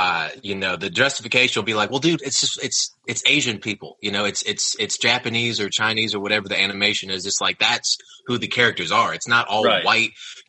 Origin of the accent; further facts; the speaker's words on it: Austria; I'm an import from fucking Austria.